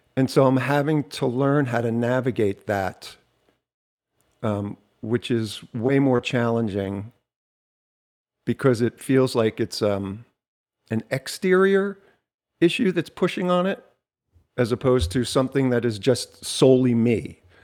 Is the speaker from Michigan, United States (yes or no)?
no; Jersey Shore, New Jersey, United States; I'm from the Jersey Shore